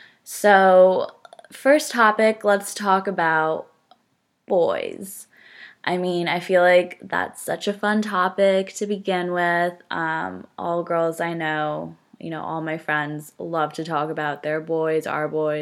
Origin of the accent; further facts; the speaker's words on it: New Jersey, United States; now in Stamford, United States; So I am from Northern New Jersey. No accent, hopefully. I went to school at Fairfield University, which is in Connecticut.